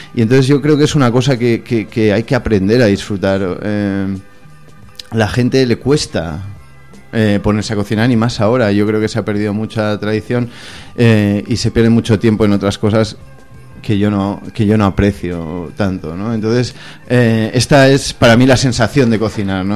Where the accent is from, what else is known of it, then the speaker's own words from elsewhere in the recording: Barcelona, Catalonia, Spain; also born or lived in Madrid; Yo he crecido en Barcelona, a pesar de que nací en Madrid